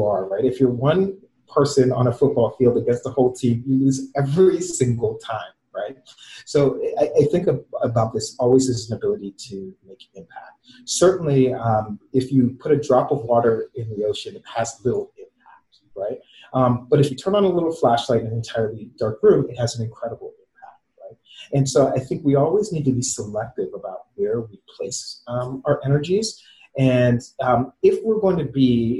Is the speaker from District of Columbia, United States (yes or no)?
yes; D.C., District of Columbia, United States; also born or lived in Boston, Massachusetts / Baltimore, Maryland; I was born in Boston, grew up outside of Washington, D.C., went to school outside of Baltimore